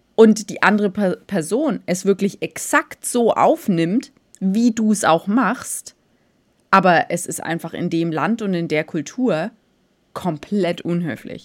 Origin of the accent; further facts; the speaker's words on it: Germany; bei uns in Deutschland